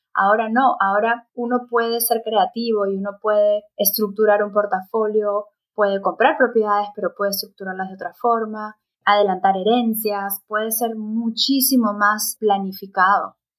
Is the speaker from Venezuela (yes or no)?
no; Peru; Yo soy peruana